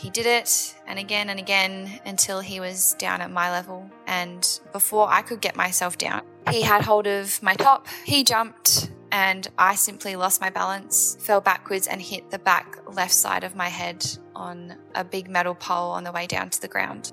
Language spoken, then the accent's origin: English; Adelaide, South Australia, Australia; I'm from Adelaide in South Australia